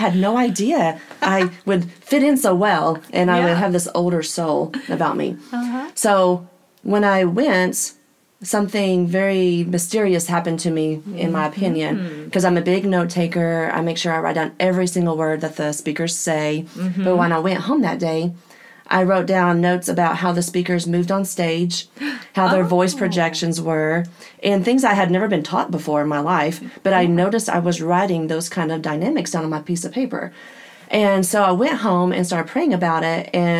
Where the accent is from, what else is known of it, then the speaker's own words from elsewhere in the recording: Midland, Texas, United States; also born or lived in Oklahoma; I am originally from Midland, Texas. I have been in Oklahoma most of my life, though.